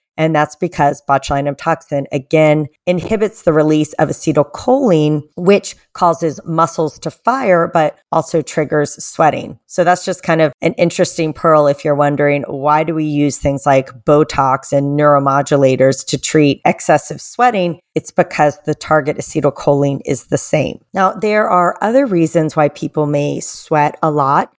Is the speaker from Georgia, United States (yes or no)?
yes; Atlanta, Georgia, United States; my hometown of Atlanta